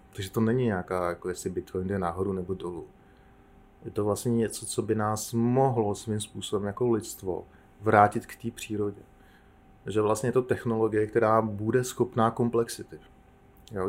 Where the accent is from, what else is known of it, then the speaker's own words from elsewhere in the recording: Czechia; my jako Češi jsme zažili